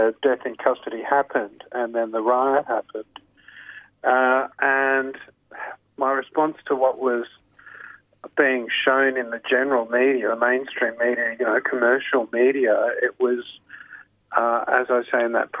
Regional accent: Queensland, Australia; moved away as an adult; also born or lived in Canberra / Sydney / Britain / Brisbane; I grew up in the Bjelke Peterson era in Queensland

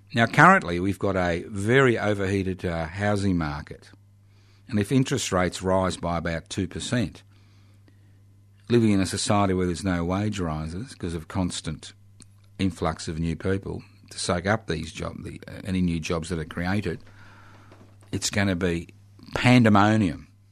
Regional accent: Australia; we in Australia

